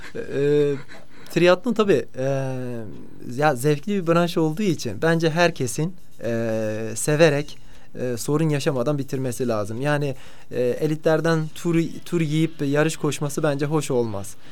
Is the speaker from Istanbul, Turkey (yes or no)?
no; Karakoçan, Elazığ Province, Turkey; moved away as an adult; also born or lived in Ankara; now in Antalya, Turkey; Ben e, 1984 yılında Elazığ'ın Karakoçan ilçesinin Kızılpınar köyünde doğdum. 12 yaşına kadar e, köyde büyüdüm